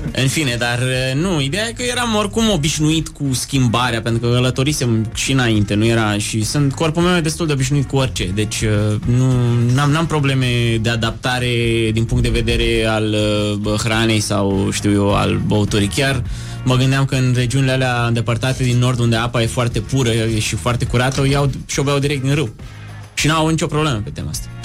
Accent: Romania; Din România

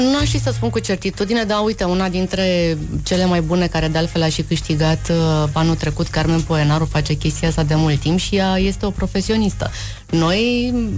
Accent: Timișoara, Timiș County, Romania; Am fost crescută în Timișoara și bunicul avea o fermă de porci

